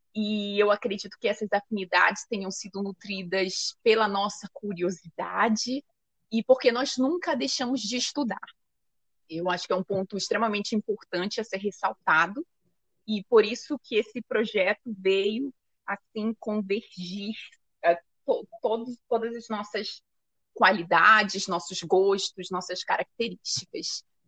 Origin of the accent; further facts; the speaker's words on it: Santana, Amapá, Brazil; also born or lived in Macapá, Amapá; Eu nasci na capital do estado do Amapá, que é Macapá, cidade de Macapá, mas eu cresci em Santana também, né? Sou cria de Santana